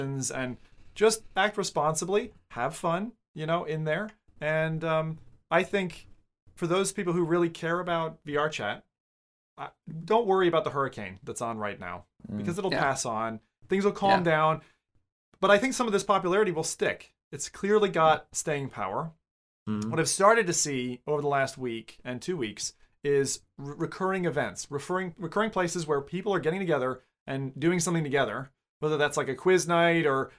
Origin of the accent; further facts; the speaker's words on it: United States; being an American. One of the things that you're growing up